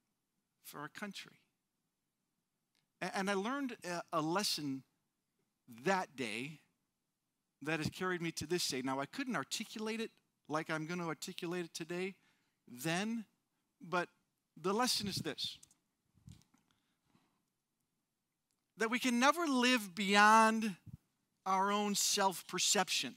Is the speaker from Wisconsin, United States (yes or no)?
yes; Wisconsin, United States; now in California, United States; I grew up in Wisconsin